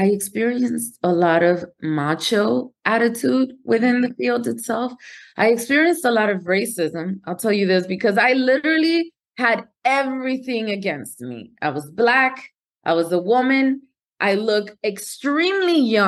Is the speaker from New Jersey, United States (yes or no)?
yes; Newark, New Jersey, United States; also born or lived in Dominican Republic; I was raised in Newark, New Jersey, proud of coming from Newark, New Jersey